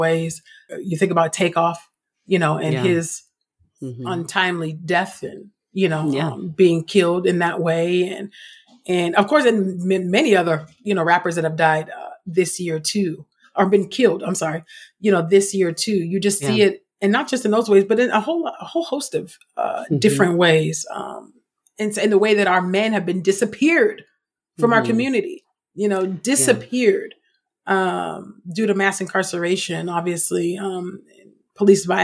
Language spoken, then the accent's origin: English; the Bay Area, California, United States; particularly being from California. And I know Coogler, we're both from the Bay